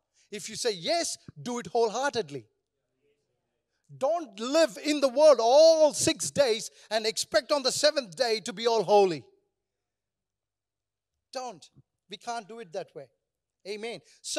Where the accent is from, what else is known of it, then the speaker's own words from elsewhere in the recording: India; And do you know, I come from India, so we are all negative people.